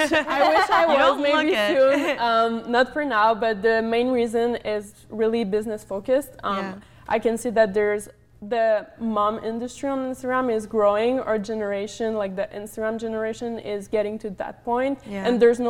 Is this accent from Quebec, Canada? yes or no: yes; Montreal, Quebec, Canada; moved away; I was from Montreal. It's really cold